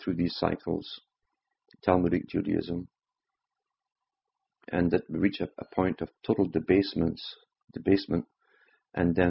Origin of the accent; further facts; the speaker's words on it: United Kingdom; Growing up in Britain, during a time of mass upheaval